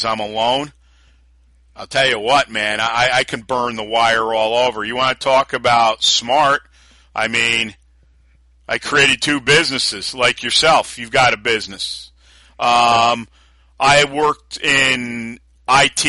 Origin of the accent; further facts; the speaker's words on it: New Yorker, United States; being a New Yorker too